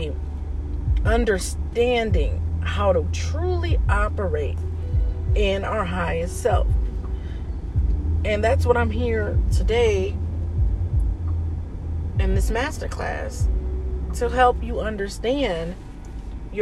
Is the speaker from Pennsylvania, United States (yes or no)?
no; Indianapolis, Indiana, United States; moved away as an adult; also born or lived in Dayton, Ohio; I was born in Dayton, Ohio, but I was raised in Indianapolis, Indiana, up until like the age of about 18